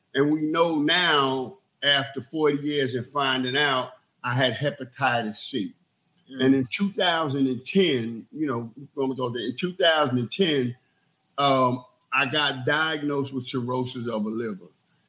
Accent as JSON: {"language": "English", "town": "New York City", "region": "New York", "country": "United States", "tie": "born or raised there", "said": "being raised in New York City and being raised from the West Indian culture that I had"}